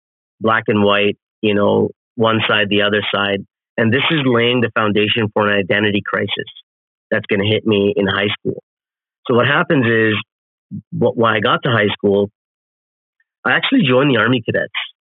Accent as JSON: {"language": "English", "town": "Toronto", "region": "Ontario", "country": "Canada", "tie": "born or raised there", "said": "I'm born and raised in Toronto, Canada"}